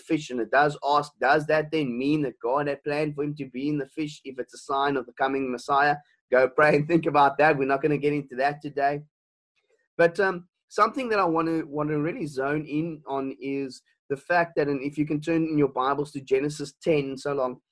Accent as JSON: {"language": "English", "town": "Elgin", "region": "Western Cape", "country": "South Africa", "tie": "born or raised there", "also_born_or_lived": "Stellenbosch", "said": "I come from a small town. I was born and bred in Elgin, and I was there in primary school"}